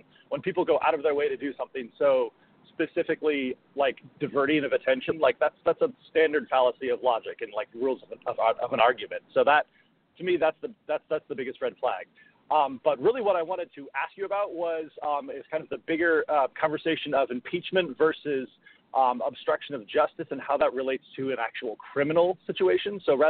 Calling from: Northern California, United States; I'm calling from Northern California.

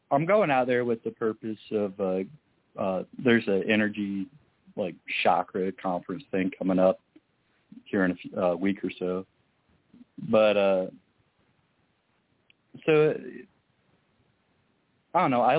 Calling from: Iowa, United States; hi, this is …. I'm from Iowa.

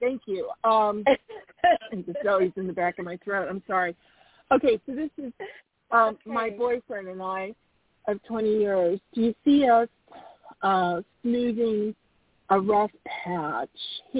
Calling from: Arizona, United States

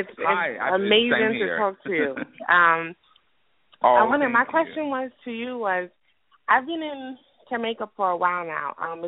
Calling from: New York City, New York, United States; calling from the Bronx.

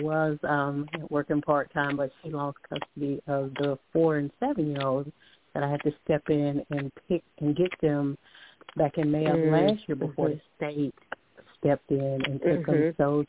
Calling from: Alabama, United States; I'm calling from Alabama.

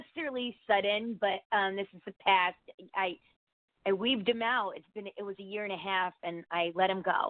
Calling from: Connecticut, United States

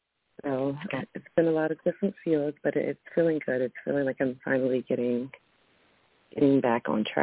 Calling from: Maryland, United States; I'm calling in from Maryland.

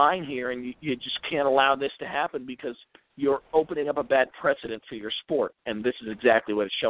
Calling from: Virginia, United States; This is … in Virginia.

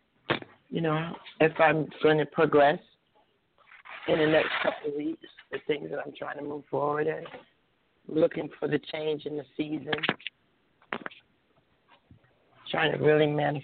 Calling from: New Jersey, United States; I'm calling from New Jersey.

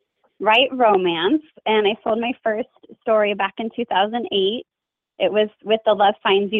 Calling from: Boise, Idaho, United States; I am in my office at home. And I'm in Boise, Idaho.

